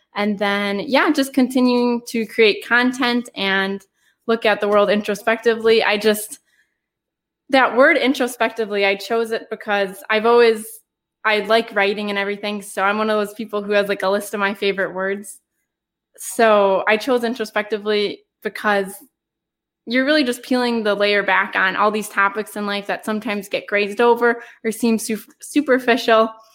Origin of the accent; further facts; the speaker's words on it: United States; growing up in America.